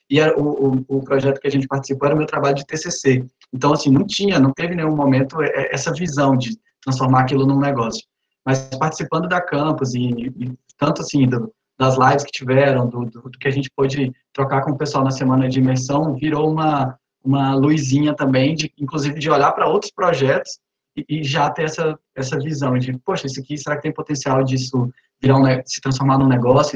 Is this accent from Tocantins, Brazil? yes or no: yes; Araguatins, Tocantins, Brazil; also born or lived in Recife; now in Palmas, Brazil; sou de Araguatins, na cidade do interior do Tocantins